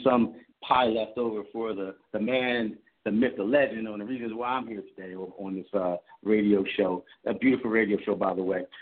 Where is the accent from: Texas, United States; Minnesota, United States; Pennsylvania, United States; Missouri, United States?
Pennsylvania, United States; Philadelphia; I'm from Philadelphia